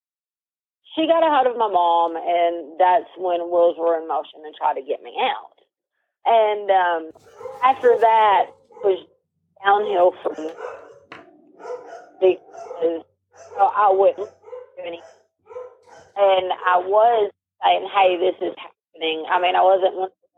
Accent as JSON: {"language": "English", "town": "Pocahontas", "region": "Arkansas", "country": "United States", "tie": "born or raised there", "also_born_or_lived": "Walnut Ridge, Arkansas", "said": "I was born in Pocahontas. I was born in Randolph County. I was living in Walnut Ridge at the time that I got sent there"}